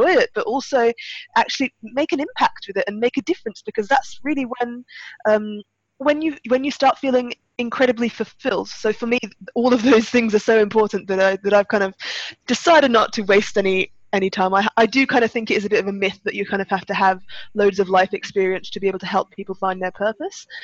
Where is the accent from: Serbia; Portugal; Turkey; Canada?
Turkey; now in United Kingdom; I was actually born in Turkey, so I'm half English, half Turkish, but I spent most of my childhood there, and but now I'm based in the UK